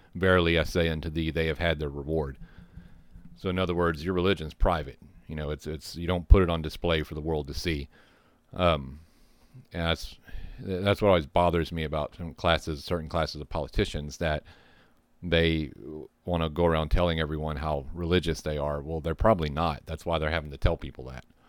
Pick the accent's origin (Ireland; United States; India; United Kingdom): United States; the South; also born or lived in Texas; having grown up in the South, I grew up hearing gospel songs